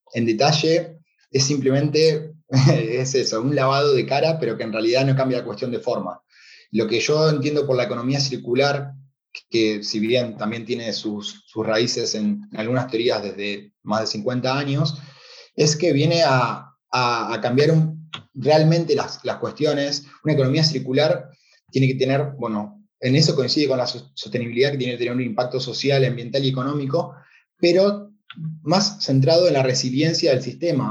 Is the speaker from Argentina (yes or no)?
yes; Argentina; moved away; el corazón argentino y latino que vaya donde vaya, eh, bueno, el acento creo que me delata